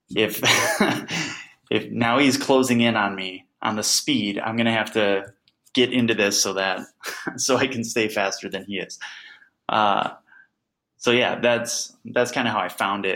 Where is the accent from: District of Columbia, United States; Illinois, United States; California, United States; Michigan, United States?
Illinois, United States; Crete; I grew up in Crete, Illinois